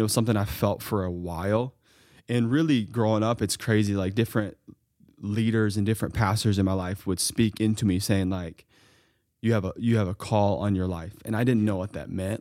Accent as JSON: {"language": "English", "town": "Mount Vernon", "region": "Ohio", "country": "United States", "tie": "born or raised there", "said": "hometown pharmacies, where I grew up in Mount Vernon, Ohio."}